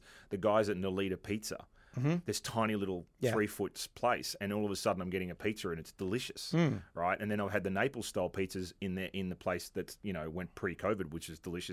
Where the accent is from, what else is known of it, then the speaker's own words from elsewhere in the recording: Australia; now in New York, United States; I'm Australian